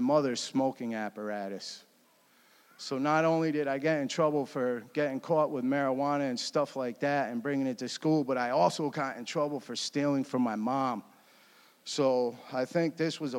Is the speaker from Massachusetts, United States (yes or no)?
no; Connecticut, United States; moved away as an adult; I grew up in Connecticut.